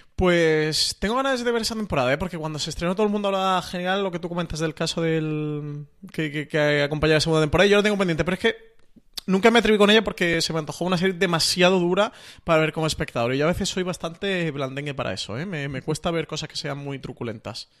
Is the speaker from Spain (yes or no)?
yes; Spain; para nosotros mm, como, españoles